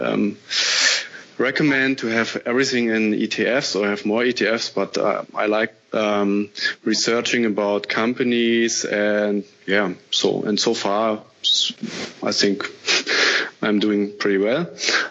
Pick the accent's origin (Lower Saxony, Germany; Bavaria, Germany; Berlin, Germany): Berlin, Germany; now in Cologne, Germany; I'm of course I'm living in Cologne currently. I'm from Berlin.